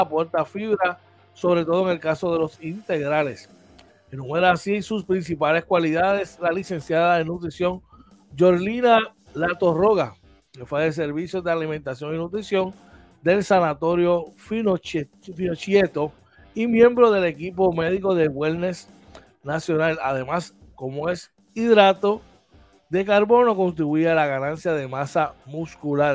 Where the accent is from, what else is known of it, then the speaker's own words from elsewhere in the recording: Puerto Rico; nosotros los boricuas